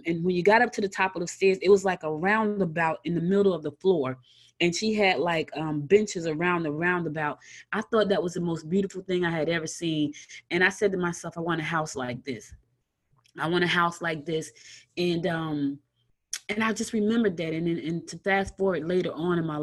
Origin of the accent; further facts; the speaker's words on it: Newark, New Jersey, United States; moved away as an adult; also born or lived in Albany, Georgia; now in Lawrenceville, Georgia, United States; I was born in Albany, Georgia, but I was raised in Newark, New Jersey, and I'm recently moved back to Georgia. I live in Lawrenceville